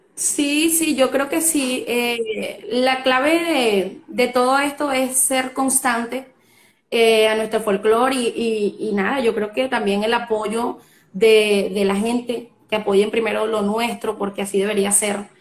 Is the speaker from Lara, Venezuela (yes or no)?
yes; Carora, Lara, Venezuela; now in Valencia, Venezuela; Soy nacida en Carora, Estado Lara, pero ahora estoy residenciada acá en Valencia, Estado